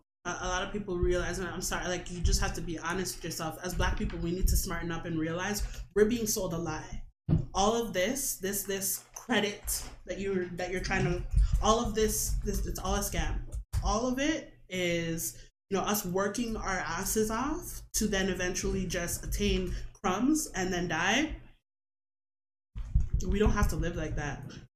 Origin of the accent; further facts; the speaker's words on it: Jamaica; And I am a Jamaican that is full of pride.